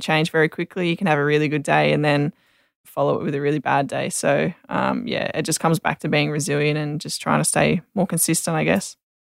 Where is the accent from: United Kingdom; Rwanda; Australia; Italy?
Australia; Sydney, New South Wales; I grew up in Sydney, yeah, um, in Picnic Point